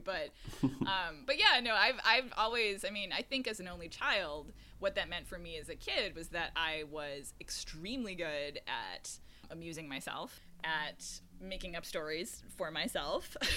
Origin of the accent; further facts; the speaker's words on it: Syracuse, New York, United States; moved away; also born or lived in Boston; I grew up in upstate New York in Syracuse